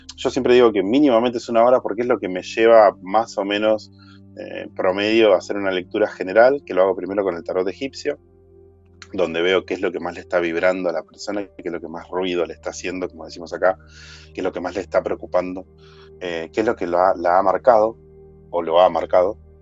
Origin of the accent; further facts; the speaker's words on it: Argentina; soy argentino